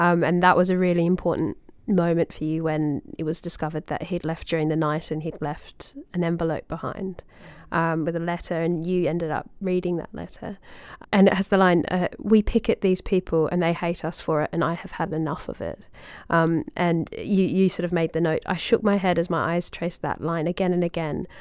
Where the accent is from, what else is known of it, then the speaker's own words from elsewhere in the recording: Australia; little kid in Australia